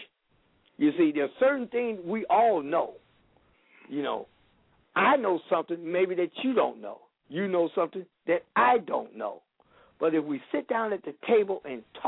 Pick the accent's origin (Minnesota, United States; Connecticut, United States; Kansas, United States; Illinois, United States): Illinois, United States; Chicago; moved away as an adult; now in Benton Harbor, United States; I'm from Chicago